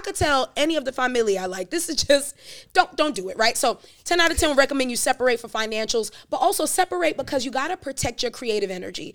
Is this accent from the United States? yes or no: yes; New York City, New York, United States; also born or lived in Jamaica; now in Charlotte, United States; from Brooklyn, New York